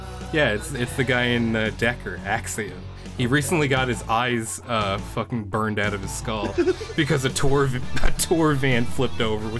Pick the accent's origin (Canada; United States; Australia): Canada; because I'm a Canadian.